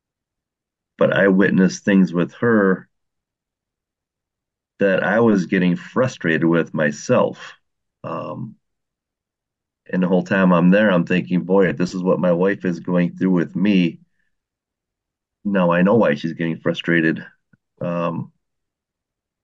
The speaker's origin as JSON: {"language": "English", "region": "Wisconsin", "country": "United States", "said": "I'm from Wisconsin."}